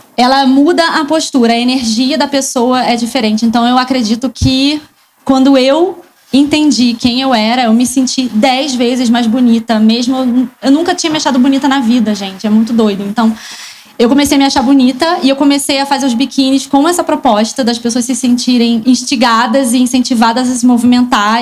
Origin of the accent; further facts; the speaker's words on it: Rio de Janeiro, Brazil; eu não sou de São Paulo, eu sou do Rio